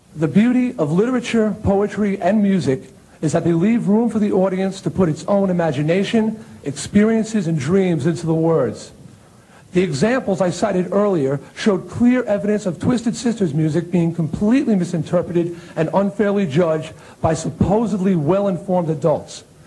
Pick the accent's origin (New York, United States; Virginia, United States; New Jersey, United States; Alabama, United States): New York, United States; Long Island; my hometown newspaper on Long Island